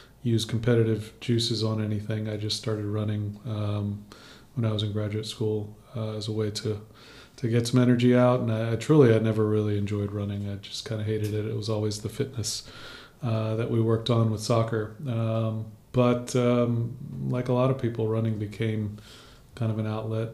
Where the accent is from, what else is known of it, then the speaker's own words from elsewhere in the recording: Baton Rouge, Louisiana, United States; I grew up in Baton Rouge